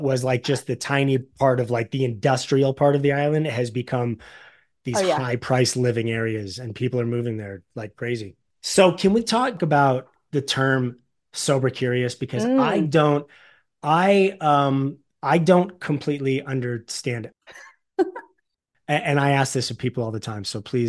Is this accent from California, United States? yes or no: yes; Los Angeles, California, United States; I'm born and raised in Los Angeles and it's been the same since I was a kid.